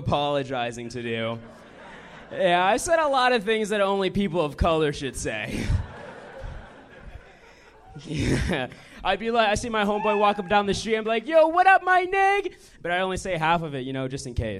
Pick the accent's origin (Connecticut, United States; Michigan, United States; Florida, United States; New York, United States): Connecticut, United States; moved away as an adult; now in Los Angeles, United States; I'm from Connecticut originally.